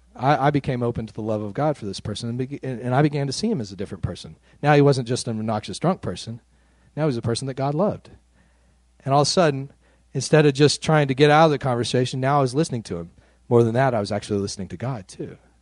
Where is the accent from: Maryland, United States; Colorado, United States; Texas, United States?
Texas, United States; West; I grew up out in West Texas, a white middle class family, very conservative neck of the woods